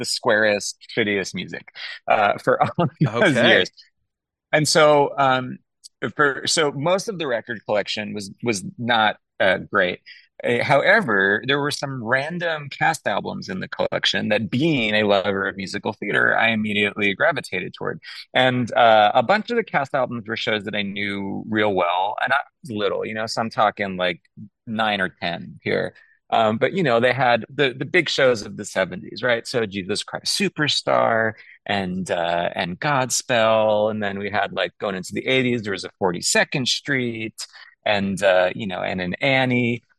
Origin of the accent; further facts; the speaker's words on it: Long Island, New York, United States; I grew up on Long Island